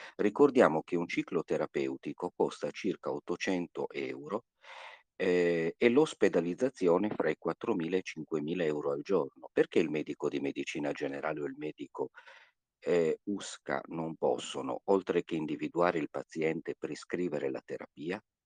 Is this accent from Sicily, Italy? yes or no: no; Sassari, Sardinia, Italy; dalla mia città natale, eh, a Sassari